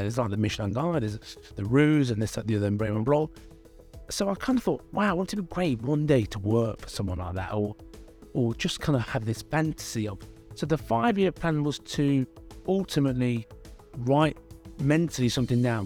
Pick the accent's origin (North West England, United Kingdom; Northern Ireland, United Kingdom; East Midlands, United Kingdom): East Midlands, United Kingdom; Derby; I'm from Derby. My parents are immigrants. They came here in the sixties from India.